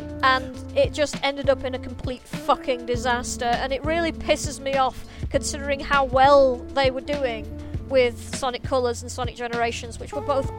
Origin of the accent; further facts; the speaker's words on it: United Kingdom; I'm the British person on the podcast